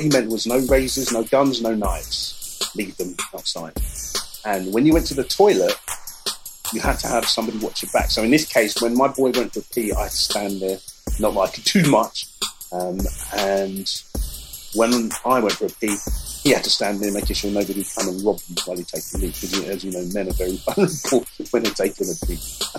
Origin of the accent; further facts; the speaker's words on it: England, United Kingdom; And I'm an English person. And these people don't realise I'm English, but I know all these records.